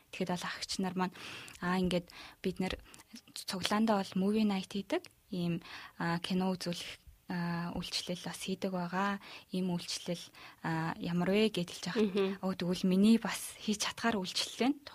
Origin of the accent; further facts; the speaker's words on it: Mongolia; moved away as an adult; би Монгол руугаа буцах билетээ бол авсан байсан